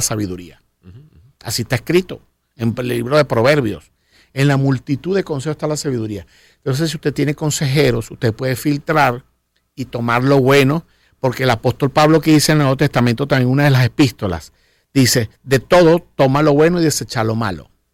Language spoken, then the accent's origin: Spanish; Venezuela; yo soy cristiano venezolano